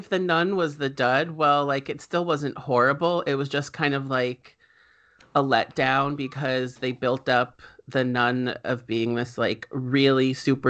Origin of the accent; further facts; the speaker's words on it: New Jersey, United States; growing up in New Jersey, like any other spoopy place